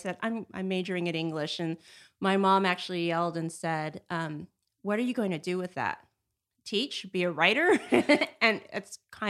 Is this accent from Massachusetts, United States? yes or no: no; Los Angeles, California, United States; I grew up in California, in Los Angeles, and came up here for school to Northern California.